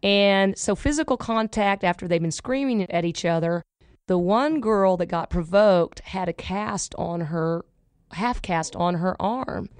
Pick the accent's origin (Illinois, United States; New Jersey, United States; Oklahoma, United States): Oklahoma, United States; now in Dallas, United States; I'm from Oklahoma